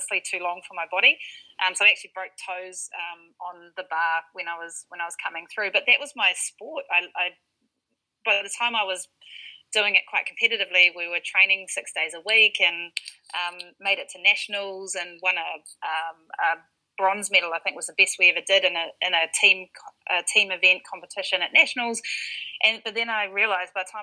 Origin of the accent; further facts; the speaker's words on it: Whanganui, Manawatū-Whanganui, New Zealand; also born or lived in United States; typical young little girl growing up in Whanganui